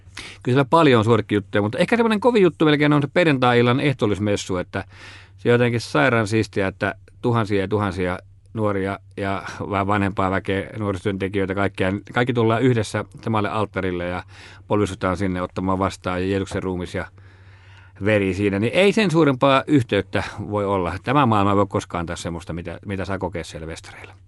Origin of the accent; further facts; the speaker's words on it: Laukaa, Central Finland, Finland; mä oon kutoisin Keski-Suomesta, Laukaasta ja, ja siinä on Jyväskylähän vieressä